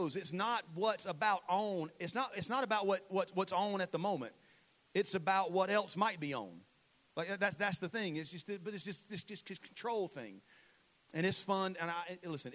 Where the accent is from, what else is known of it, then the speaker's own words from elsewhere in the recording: Saluda, United States; I'm from Saluda